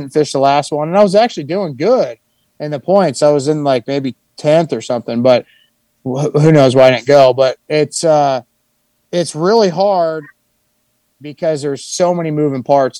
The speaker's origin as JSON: {"language": "English", "region": "California", "country": "United States", "tie": "born or raised there", "said": "growing up in California"}